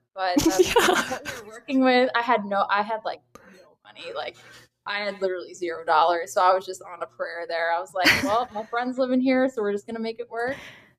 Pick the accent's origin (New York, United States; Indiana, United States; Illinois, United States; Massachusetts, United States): Massachusetts, United States; Kingston; moved away as an adult; also born or lived in Springfield, Massachusetts / Los Angeles; I'm originally from Kingston, Massachusetts, which is kind of in like the general Cape Cod area of Mass. I grew up there. I went to school in Western Massachusetts, Springfield, did my 4 years of nursing school